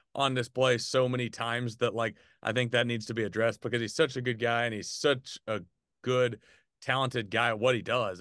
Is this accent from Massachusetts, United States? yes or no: no; Arkansas, United States; now in Birmingham, United States; even since I moved from Arkansas to Birmingham